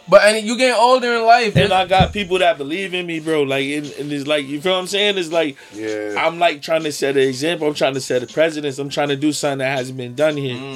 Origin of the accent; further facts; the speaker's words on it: United States; I'm American. I'm from Hampton Street.